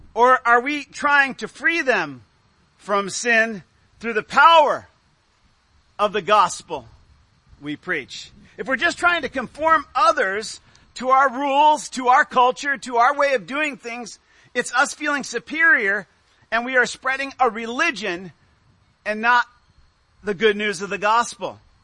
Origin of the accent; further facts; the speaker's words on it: United States; as American Christians.